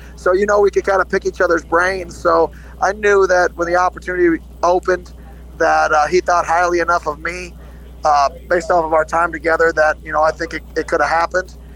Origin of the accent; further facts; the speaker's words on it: Phoenix, Arizona, United States; moved away as an adult; also born or lived in the South; now in Oregon, United States; I grew up in Phoenix, Arizona.